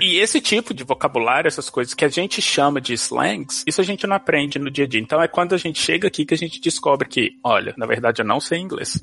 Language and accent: Portuguese; Belo Horizonte, Minas Gerais, Brazil; first language Portuguese; moved away as an adult; also born or lived in Austin, Texas; now in United States; Primeira vez que eu saí do Brasil pra vir pros Estados Unidos, eu lembro direitinho, eu saí de Belo Horizonte